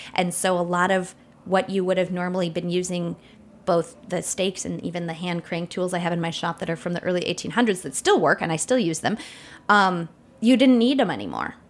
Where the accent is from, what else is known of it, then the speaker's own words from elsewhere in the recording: northern Wisconsin, United States; I'm from a village in northern Wisconsin